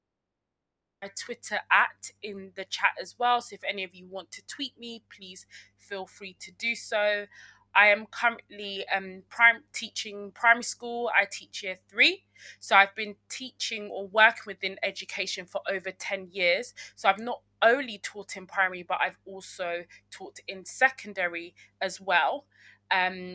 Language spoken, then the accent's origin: English; London, United Kingdom; I grew up in South London, and my parents are from Uganda, but I was born in Britain